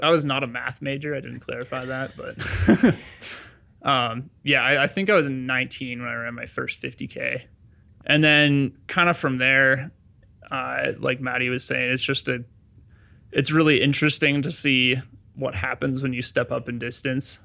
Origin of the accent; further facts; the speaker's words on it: Durango, Colorado, United States; I grew up in Durango, Colorado